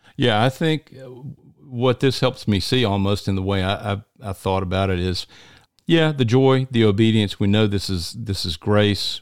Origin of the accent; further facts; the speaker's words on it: Deep South, United States; in the deep south, where almost everybody you run into is a Christian